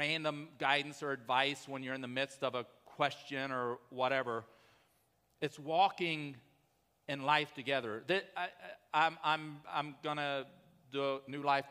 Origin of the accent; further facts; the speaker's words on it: Columbus, the South, United States; I grew up in the South in Columbus.